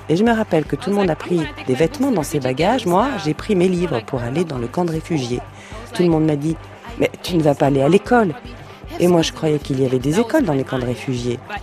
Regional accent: Bukavu, South Kivu, DR Congo; now in California, United States; Je suis né en RDC à l'est du pays, plus particulièrement à Bukavu dans le Sud Kivu

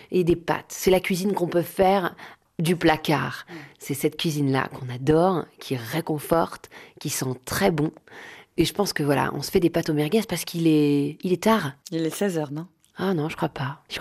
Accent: Paris, Île-de-France, France; Je vais vous emmener au 110 rue du Faubourg Poissonnière. C'est là où j'ai grandi. C'était l'appartement de mes parents.

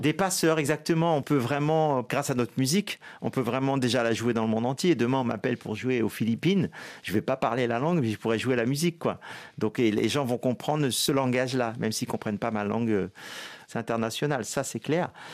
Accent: Guadeloupe; moi, je suis guadeloupéen

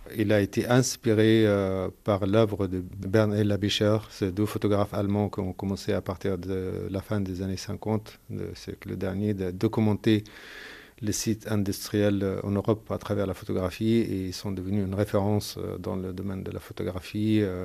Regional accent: Gaza, Gaza Strip, Palestine; moved away; Je suis palestinien de Gaza

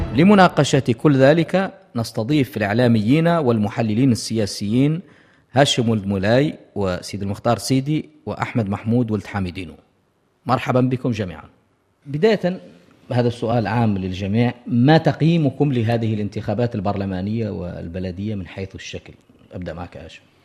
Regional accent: Mauritania; اعتدنا وكبرنا عليها هنا في موريتانيا

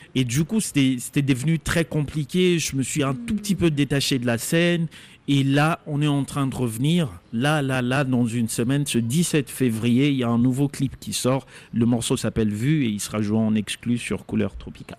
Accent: Kisangani, Tshopo, DR Congo; Moi, je suis congolais, j'ai grandi à Kisangani

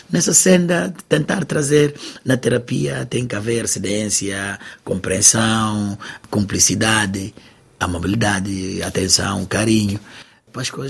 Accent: Guinea-Bissau; now in Portugal; Ela nasceu cá, eu que vim da Guiné-Bissau

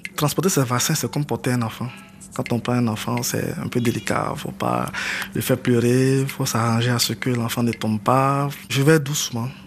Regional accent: Man, Montagnes, Côte d’Ivoire; Je suis originaire de Mans, je suis d'ethnie Yakuba, fils de la région

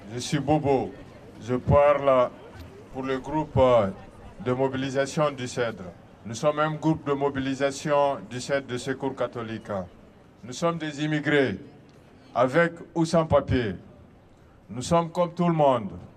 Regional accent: Guinea; moved away as an adult; now in France; Je viens de Guinée-Conakry. Je suis arrivé en France ici, c'était en 2020

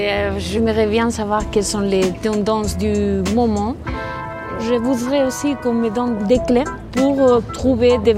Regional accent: Bilbao, Basque Country, Spain; French is a second language; moved away as an adult; now in France; j'ai 32 ans, je viens de Bilbao.

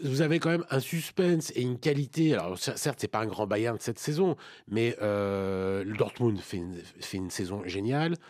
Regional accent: France; en tant que Français et amateur de football

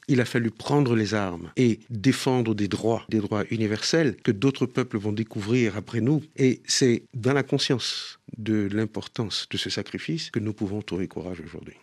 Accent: Haiti

